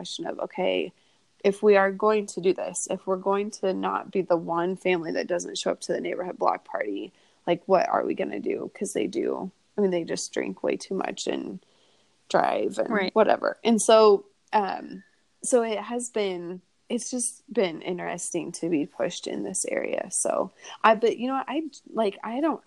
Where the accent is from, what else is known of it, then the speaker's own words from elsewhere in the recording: Kearney, Nebraska, United States; I grew up in Kearney.